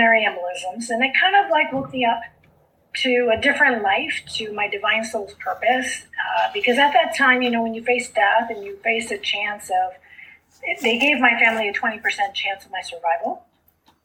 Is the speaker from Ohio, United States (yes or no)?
no; South Texas, United States; first language Spanish; English is a second language; I grew up in South Texas, so I grew up speaking Spanish